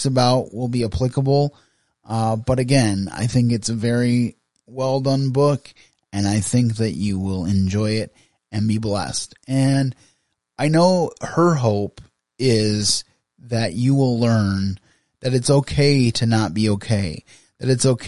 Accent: Grand Rapids, Michigan, United States; I live in West Michigan, a little bit outside of Grand Rapids, about 45 minutes outside of Grand Rapids, but I was raised in the Grand Rapids area

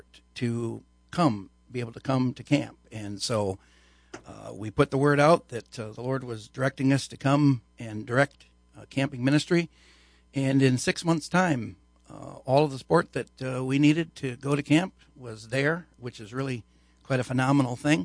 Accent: Aurora, Illinois, United States; moved away as an adult; also born or lived in Grand Rapids, Michigan; I was born and raised in Aurora, Illinois

